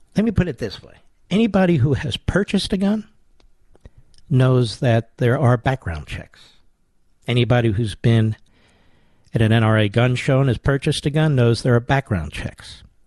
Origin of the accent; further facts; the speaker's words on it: Philadelphia, Pennsylvania, United States; I'm from Philadelphia